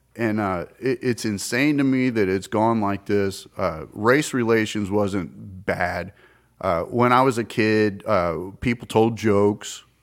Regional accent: the American South, United States; I'm from down there. My mother is from Mississippi. Fa, my father's Tennessee

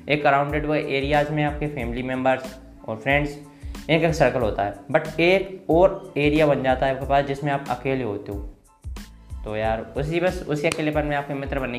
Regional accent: Bhindra, Madhya Pradesh, India; मैं गुना मध्य प्रदेश में रहता हूँ और मैं एक गांव से बिलोंग करता हूँ मेरे गांव का नाम है भिंडरा जो मैं फतेहगढ़ के पास है गुना ज़िले के अंदर है

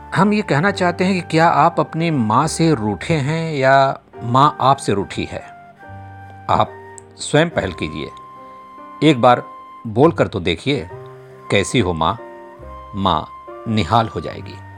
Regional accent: Bhojpuri region, India; first language Bhojpuri; Hindi is a second language; मेरी मातृभाषा भोजपुरी रही है

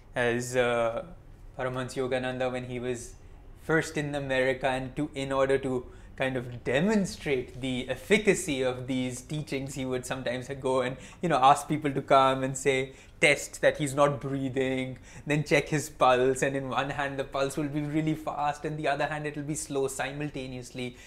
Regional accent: India; also born or lived in Mumbai; I'm Indian, Narayani is my wife, I live in Mumbai.

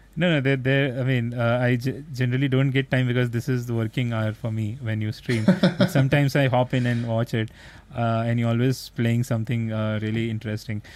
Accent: India; as an Asian because I'm from India, so India is also Asian

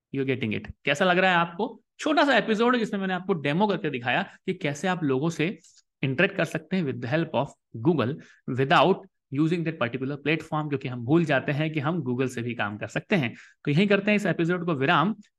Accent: Indore, Madhya Pradesh, India; मैं इंदौर शहर से हूं

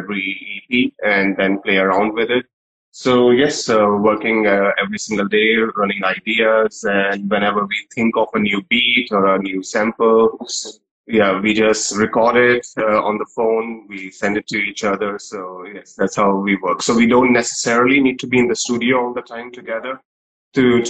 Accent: India; we are in India, we are Indian musicians

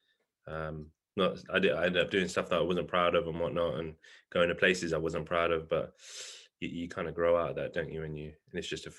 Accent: London, United Kingdom; I grew up around West London, so like around South or Greenford, Hounslow, them kind of sides

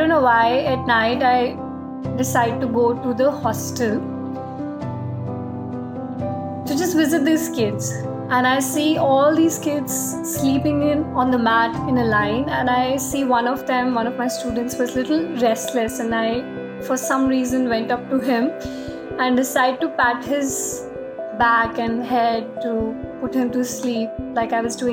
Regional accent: Delhi, India; moved away; I never hugged my teacher back in a disciplined school in Delhi when I was growing up

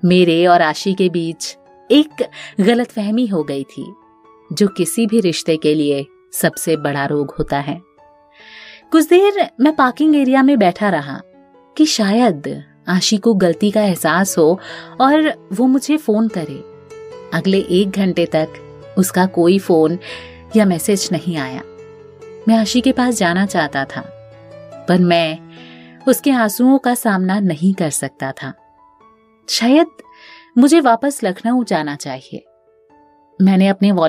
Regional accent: Uttar Pradesh, India; मेरे बहुत रिक्वेस्ट करने के बाद आखिरकार वो मान गया जब उसे पता चला कि मैं यूपी से हूं

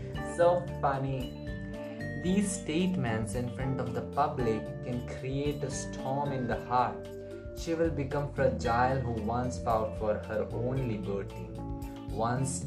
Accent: India; I'm from India

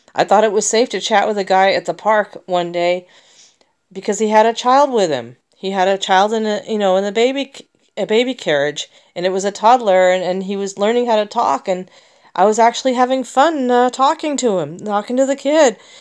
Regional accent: United States; I'm an American

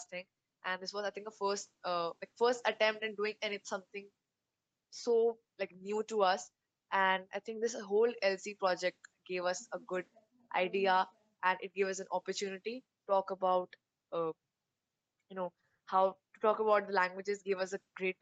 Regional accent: Uttarakhand, India; I am from Uttarakhand

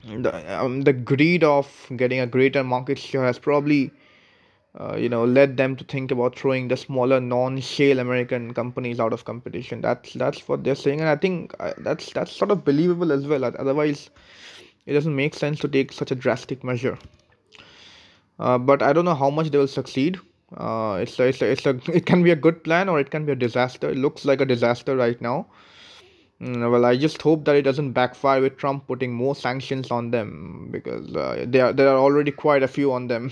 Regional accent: India; being an Indian

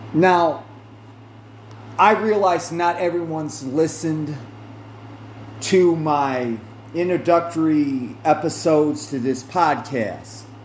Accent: United States; I did start out as a Protestant, Protestant because I'm an American

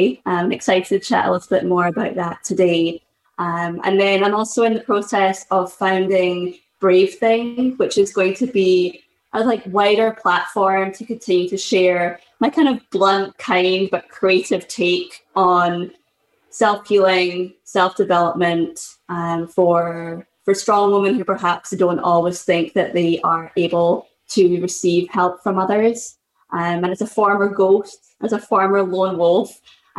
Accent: Scotland, United Kingdom; moved away as an adult; now in Boston, United States; I'm originally from Scotland, but I've lived in Boston for the best part of the last decade. And I moved to the US when I was 20

